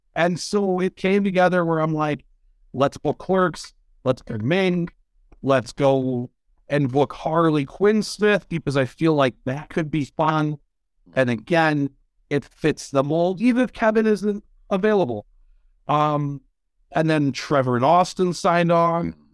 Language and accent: English; Michigan, United States; I'm from Michigan